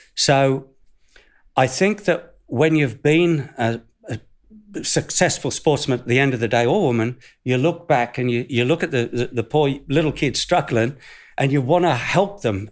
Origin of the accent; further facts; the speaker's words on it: Northern New South Wales, Australia; moved away; I'm from Northern New South Wales, Australia.